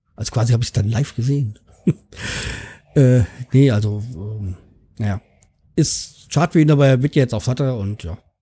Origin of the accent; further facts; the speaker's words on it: Hanau, Hesse, Germany; Hanau 93, also ähm, mein Heimatverein